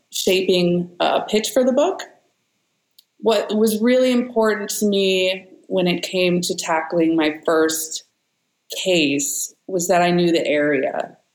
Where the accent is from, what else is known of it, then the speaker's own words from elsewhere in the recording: San Francisco Bay Area, California, United States; I'm from the Bay Area. I live here